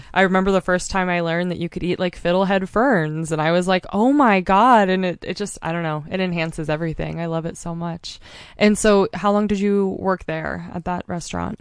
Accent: Mount Hood, Oregon, United States; moved away as an adult; also born or lived in Montana; I grew up on Mount Hood, but I've been in Montana for the last six years

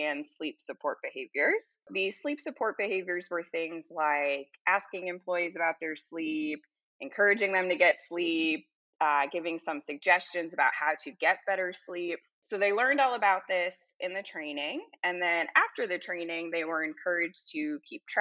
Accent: Salem, Massachusetts, United States; moved away as an adult; also born or lived in Colorado / Louisiana; now in Baton Rouge, United States; I grew up in Salem, Massachusetts

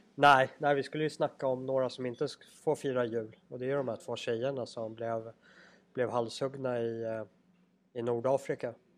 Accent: Sweden; vi andra övriga svenskar

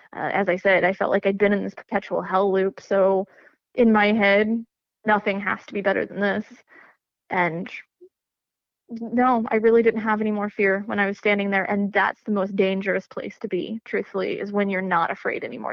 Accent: Lebanon, Missouri, United States; I grew up in Lebanon, Missouri, little tiny hick hole uh, town that civilization forgot about

